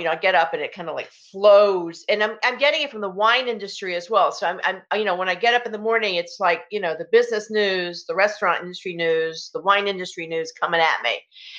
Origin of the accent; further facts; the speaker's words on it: the South, United States; now in Hudson Valley, United States; I'm from the South